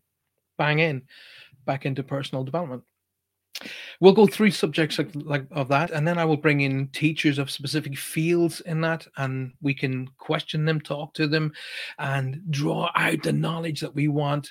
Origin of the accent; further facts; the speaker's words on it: Ireland; I'm obviously Irish and I come from a very, very deep religious background